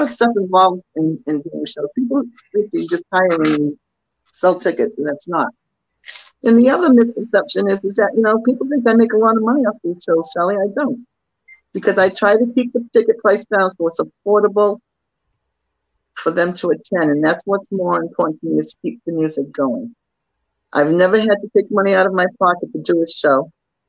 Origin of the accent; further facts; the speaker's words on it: Acushnet, Massachusetts, United States; moved away as an adult; also born or lived in New Bedford, Massachusetts; now in Hyannis, United States; I live in Hyannis right now for many years, but New Bedford will always be home. I grew up in Acushnet.